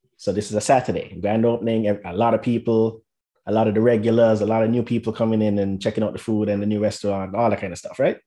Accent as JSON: {"language": "English", "country": "St. Kitts & Nevis", "tie": "born or raised there", "moved": "as an adult", "lives_now": "United States", "said": "I'm originally from St. Kitts and Nevis"}